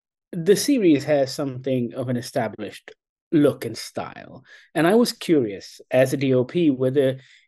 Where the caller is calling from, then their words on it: Kuala Lumpur, Malaysia; I'm dialing in from Kuala Lumpur in Malaysia.